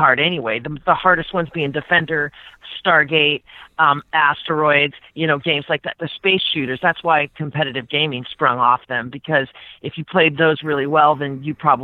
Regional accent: Portland, Oregon, United States; I grew up in Portland, Oregon, yes. I was there in 1981. I was 13 years old

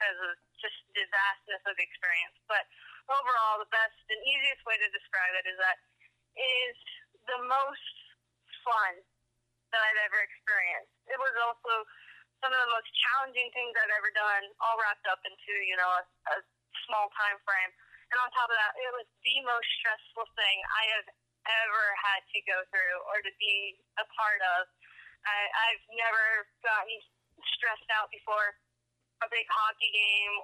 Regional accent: Spokane, Washington, United States; moved away as an adult; also born or lived in Nashville; I'm back in my hometown

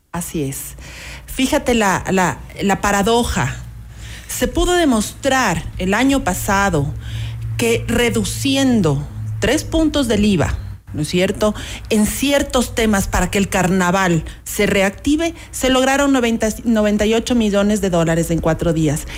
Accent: Ecuador; jamás nos imaginamos como ecuatorianos

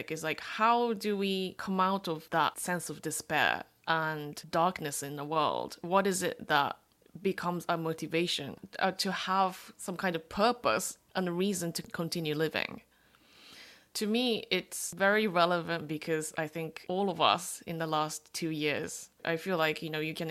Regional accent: Japan; I'm a third generation Korean, born and raised in Japan.

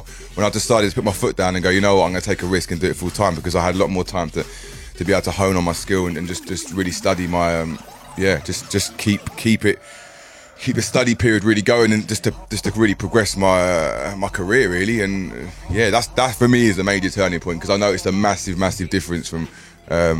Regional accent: Bedford, East of England, United Kingdom; I'm from Bedford. I live in Bedford. I lived it all my life

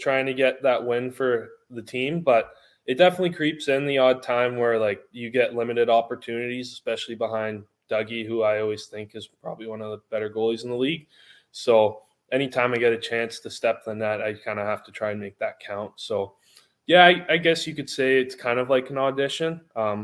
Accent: Canada; I grew up in Canada

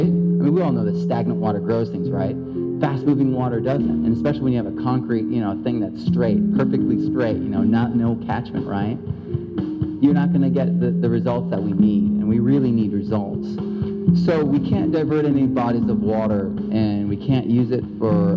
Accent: Central Valley, California, United States; I'm from the Central Valley

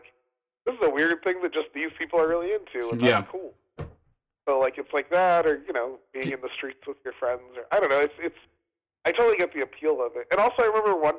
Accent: North Carolina, United States; now in San Francisco, United States; we grew up in this punk scene. I'm from North Carolina

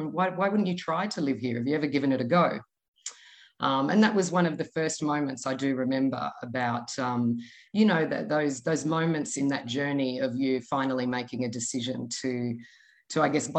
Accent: Australia; So as young children growing up in Australia, we had a very strong tie to them.

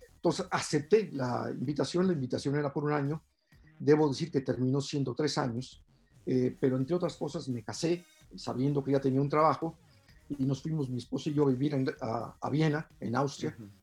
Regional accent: Mexico City, Mexico; Yo estudié o nací eh, y crecí en la Santa María la Ribera, en la colonia, una colonia vieja del centro de la ciudad. Ahí crecí.

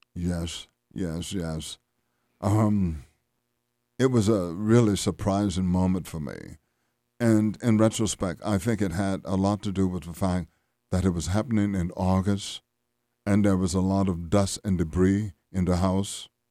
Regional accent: Louisiana, United States; growing up in Louisiana.

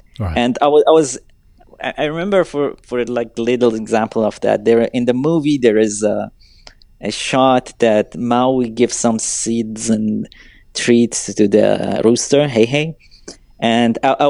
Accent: Iran; English is a second language; moved away as an adult; now in United States; I'm so young, I'm from Iran, I'm coming to this country, learning everything

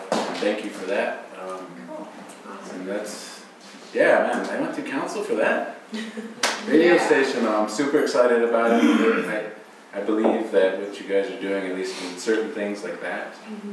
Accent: Bishop, California, United States; I live in Bishop and I'm from Bishop

